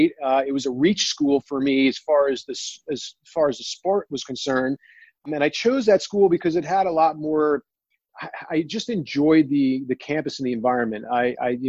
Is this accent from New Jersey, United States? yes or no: yes; New Jersey, United States; I grew up in Jersey